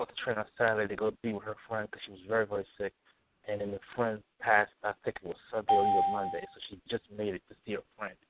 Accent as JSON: {"language": "English", "region": "New Jersey", "country": "United States", "tie": "born or raised there", "said": "a family that I grew up with in New Jersey from the New Hope Baptist Church where we're all from"}